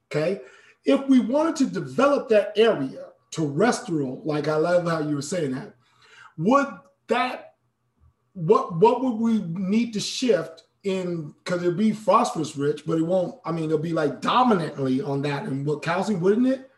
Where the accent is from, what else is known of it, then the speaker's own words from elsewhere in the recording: Alaska, United States; I'm from Alaska